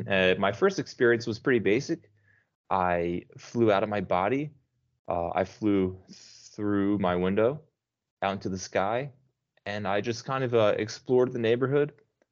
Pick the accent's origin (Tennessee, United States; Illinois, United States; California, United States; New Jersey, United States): New Jersey, United States; moved away as an adult; now in Brazil; I'm down south in a state called Paraná. Okay. I'm actually from New Jersey. I moved here about 9 years ago.